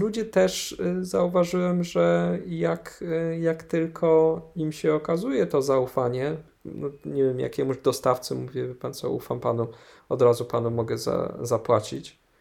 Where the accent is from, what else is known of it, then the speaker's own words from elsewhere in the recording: Kraków, Lesser Poland, Poland; do Krakowa, no skąd, skąd jestem